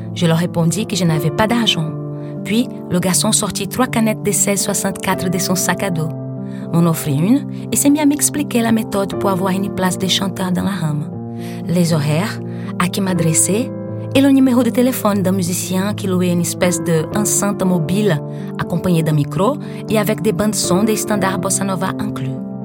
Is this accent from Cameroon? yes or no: no; Brazil; French is a second language; moved away as an adult; now in Paris, France; Chez moi, au Brésil